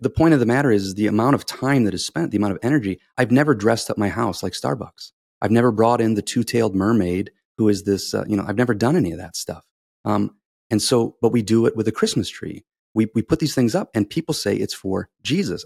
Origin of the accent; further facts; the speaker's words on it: United States; I grew up in America